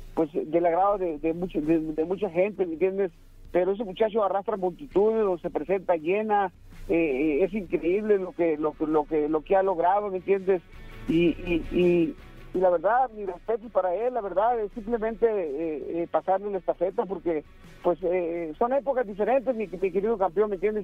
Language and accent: Spanish; Mexico; los dos somos mexicanos